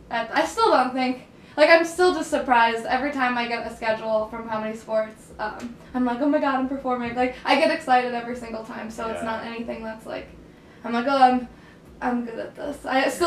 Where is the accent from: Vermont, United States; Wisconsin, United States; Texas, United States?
Wisconsin, United States; Milwaukee; I grew up in Milwaukee